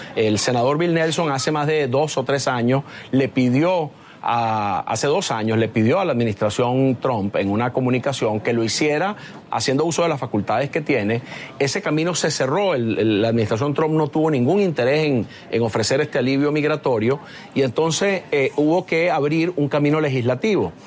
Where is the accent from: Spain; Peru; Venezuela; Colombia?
Venezuela; now in United States; venezolano americano